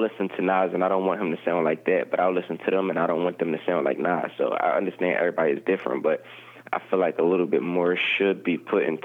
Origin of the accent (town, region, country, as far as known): Philadelphia, Pennsylvania, United States